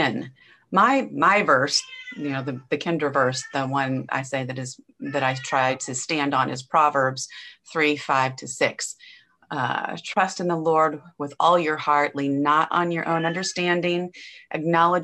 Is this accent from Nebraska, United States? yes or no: yes; Nebraska, United States; now in Angleton, Texas, United States; I was born and raised in Nebraska, and I've lived a few different places kind of all over the country.